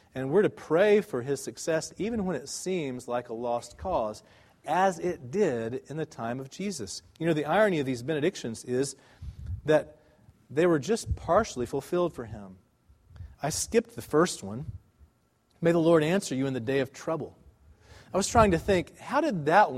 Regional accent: United States; we as American Christians

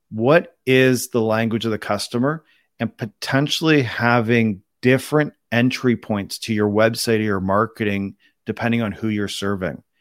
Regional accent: Canada; also born or lived in Toronto, Canada; I'm Canadian, born and raised

